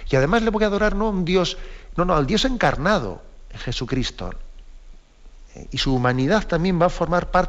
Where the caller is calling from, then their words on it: Tres Cantos, Community of Madrid, Spain; de Tres Cantos.